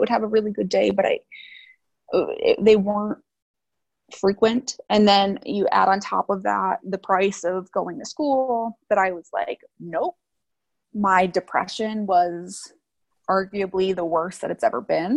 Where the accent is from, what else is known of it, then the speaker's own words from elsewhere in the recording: Chicago suburbs, Illinois, United States; moved away as an adult; I'm from the Chicago suburbs